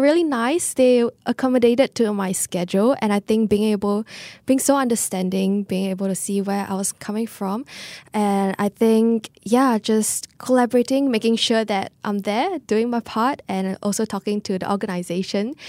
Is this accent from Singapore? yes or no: yes; Singapore; being Singaporean